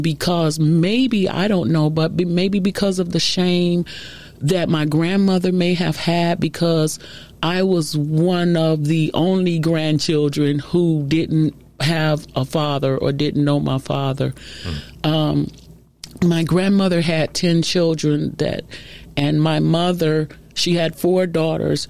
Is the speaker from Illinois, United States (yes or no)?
yes; Chicago, Illinois, United States; I'm originally from Chicago